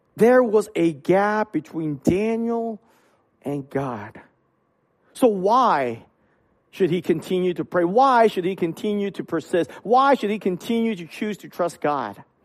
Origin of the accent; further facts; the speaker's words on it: Hong Kong; moved away; when I was young, I grew up in Hong Kong.